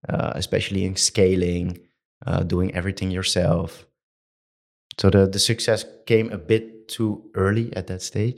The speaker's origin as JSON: {"language": "English", "town": "Amsterdam", "region": "North Holland", "country": "Netherlands", "said": "I'm from Amsterdam"}